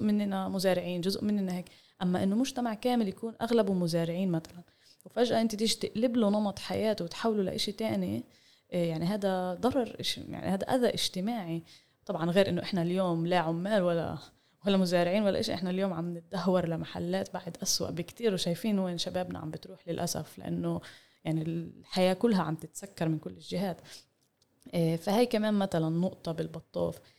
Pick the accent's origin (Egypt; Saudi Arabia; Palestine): Palestine; مستقبلنا كفلسطينيين